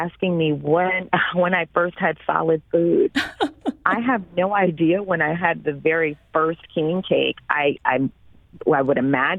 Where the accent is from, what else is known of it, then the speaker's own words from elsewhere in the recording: New Orleans, Louisiana, United States; now in St. Louis, United States; growing up in New Orleans.